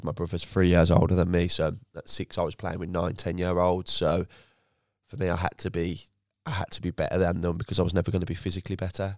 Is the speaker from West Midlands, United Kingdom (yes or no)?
yes; Birmingham, West Midlands, United Kingdom; also born or lived in Feckenham; grew up southern, southern Birmingham, so near the Licky Hills.